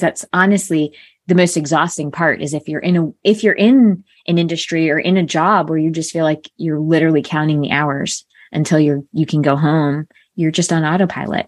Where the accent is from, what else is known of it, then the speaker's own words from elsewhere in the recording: Connecticut, United States; I grew up in a small town in Connecticut, so predominantly White Town.